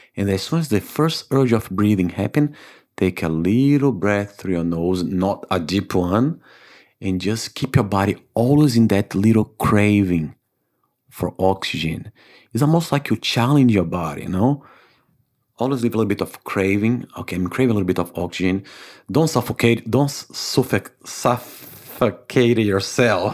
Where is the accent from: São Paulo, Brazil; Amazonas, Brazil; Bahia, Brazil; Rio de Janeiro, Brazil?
Bahia, Brazil; Salvador; English is a second language; moved away as an adult; also born or lived in Africa / United States / Canada / Saint Martin; now in New Zealand; I was born in Brazil in a town called Salvador, Bahia, which is the northeast of Brazil.